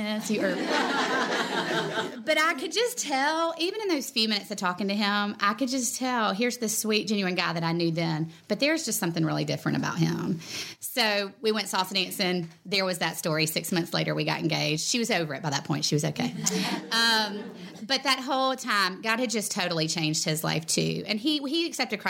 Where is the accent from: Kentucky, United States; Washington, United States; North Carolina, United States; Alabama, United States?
Alabama, United States; Vestavia Hills; I grew up in Vestavia